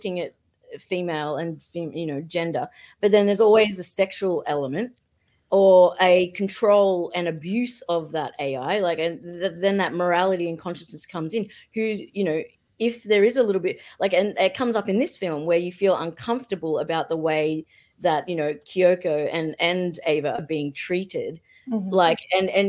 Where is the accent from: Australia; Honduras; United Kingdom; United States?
Australia; I'm Australian, so I say everything in a bizarre way